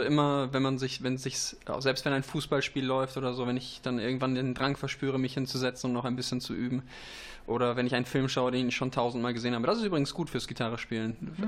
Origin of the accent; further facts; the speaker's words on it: Vittorio Veneto, Veneto, Italy; moved away; also born or lived in East Frisia, Germany; Vittorio Veneto, wo mhm. ich geboren bin äh, und zwischendurch auch aufgewachsen bin